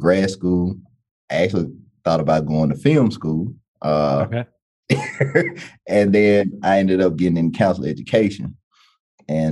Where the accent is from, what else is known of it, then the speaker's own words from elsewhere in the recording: Jackson, Mississippi, United States; now in Gallatin, United States; I'm originally from Jackson, Mississippi.